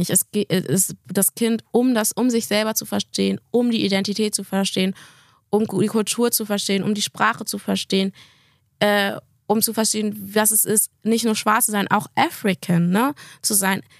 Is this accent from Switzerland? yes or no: no; Gambia; now in Germany; Sagst du, ich komme aus Gambia.